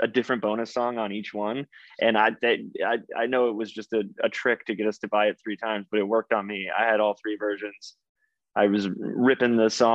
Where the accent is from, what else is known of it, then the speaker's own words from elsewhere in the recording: Texas, United States; I grew up in Texas